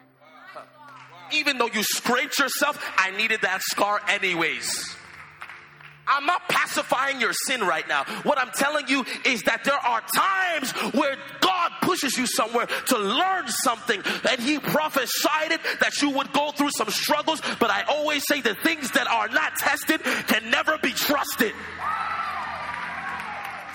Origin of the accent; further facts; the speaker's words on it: Toronto, Ontario, Canada; moved away; I'm from Toronto.